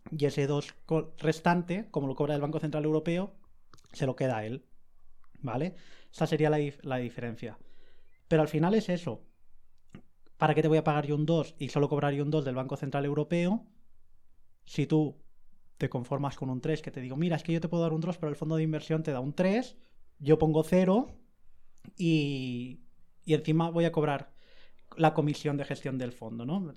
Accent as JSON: {"language": "Spanish", "town": "Alicante", "region": "Valencian Community", "country": "Spain", "said": "yo soy de Alicante"}